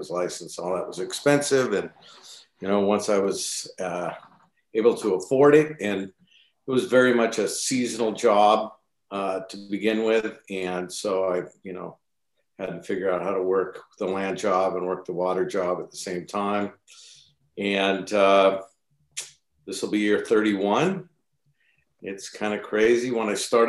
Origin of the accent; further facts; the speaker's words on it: Seattle, Washington, United States; I'm born and raised in the Seattle area